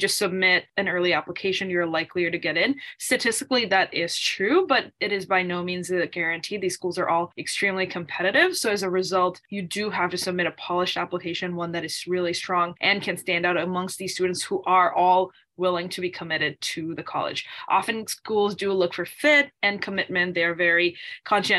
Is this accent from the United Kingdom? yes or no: no; Bangladesh; now in United States; I am originally from Bangladesh